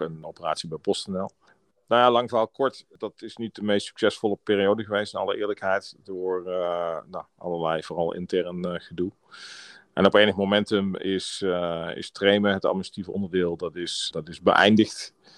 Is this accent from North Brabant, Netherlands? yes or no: no; Maastricht, Limburg, Netherlands; moved away as an adult; also born or lived in Tilburg; In Maastricht, eh, ben ik, eh, ben ik geboren. En, eh, tot mijn twintigste heb ik, eh, heb ik in, eh, Maastricht, eh, gewoond. En, eh, mijn hele jeugd, eh, doorgebracht.